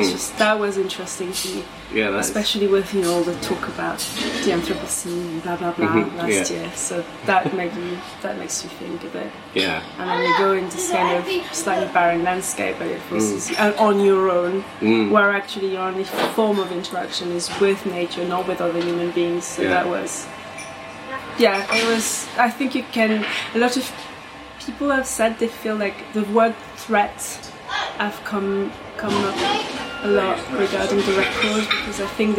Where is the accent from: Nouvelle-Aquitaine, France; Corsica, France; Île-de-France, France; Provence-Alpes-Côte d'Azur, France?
Nouvelle-Aquitaine, France; Bordeaux; now in England; I grew up in Bordeaux